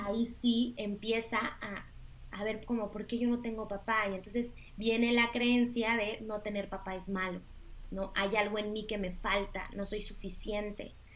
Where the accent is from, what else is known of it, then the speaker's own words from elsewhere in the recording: Mexico; tú y yo somos mexicanas